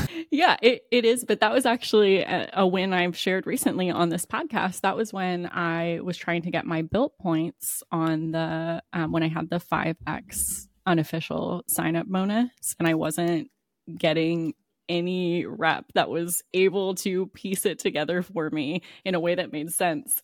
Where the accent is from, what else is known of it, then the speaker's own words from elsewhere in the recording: Maryland and Kentucky, United States; now in Florida, United States; I grew up in Maryland and Kentucky. So, like, I know I live in Florida now